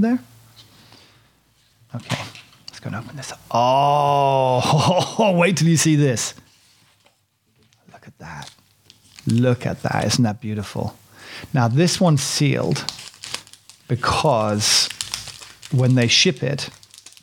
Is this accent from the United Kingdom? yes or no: yes; United Kingdom; I'm British, you know, innit, bruv.